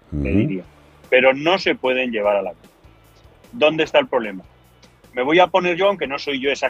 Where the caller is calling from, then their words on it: Arizona, United States; el de Arizona, en los United States.